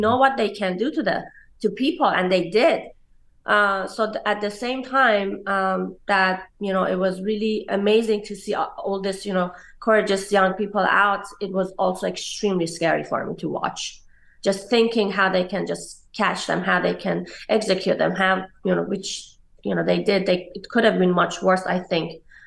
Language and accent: English; Tehran, Tehran Province, Iran; moved away as an adult; also born or lived in New York, United States; now in Los Angeles, United States; I was growing up in Iran.